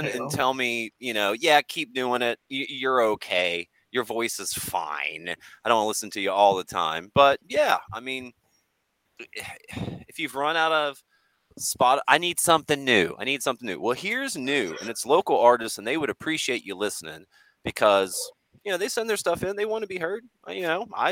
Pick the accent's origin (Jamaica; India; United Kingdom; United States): United States; Clarksburg, West Virginia; Harrison County, which is the county I was actually born in, which is I'm from Clarksburg area, Bridgeport